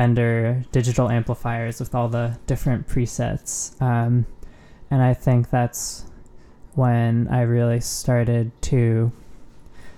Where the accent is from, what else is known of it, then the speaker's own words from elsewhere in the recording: Southern California, United States; moved away; I grew up in Southern California. I'm actually back there right now since it's for the holidays.